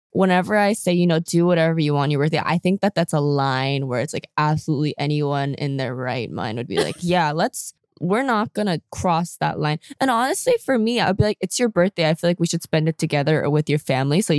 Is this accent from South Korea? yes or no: yes; South Korea; now in United States